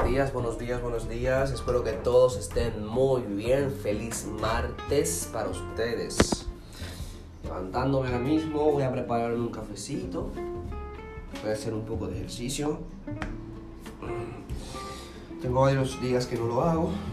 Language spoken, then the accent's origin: Spanish; Dominican Republic; de República Dominicana